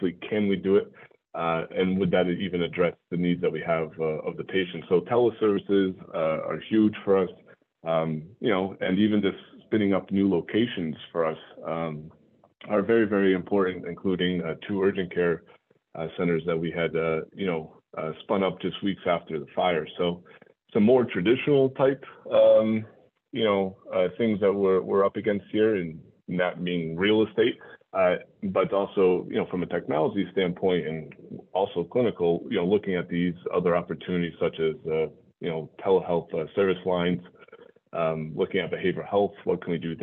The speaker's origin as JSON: {"language": "English", "region": "Connecticut", "country": "United States", "tie": "born or raised there", "also_born_or_lived": "New York City area / Brockton, Massachusetts", "moved": "as an adult", "said": "New England guy, born and raised in Connecticut"}